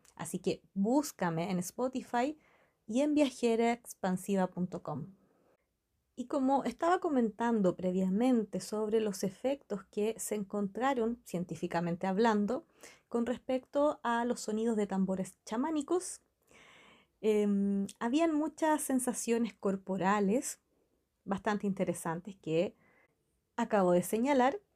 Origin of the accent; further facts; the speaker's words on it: Chile; La cultura mapuche se encuentra en mi país, en Chile